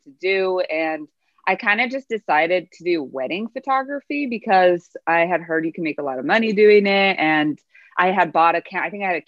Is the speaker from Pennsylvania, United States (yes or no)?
no; Moreno Valley, California, United States; moved away as an adult; now in Los Angeles, United States; I grew up in Moreno Valley, which is in the desert. It's in the Inland Empire